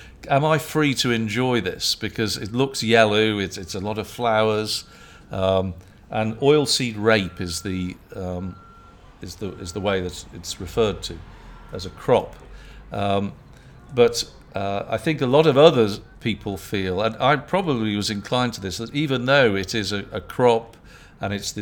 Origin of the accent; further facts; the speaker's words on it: United Kingdom; moved away; I'm British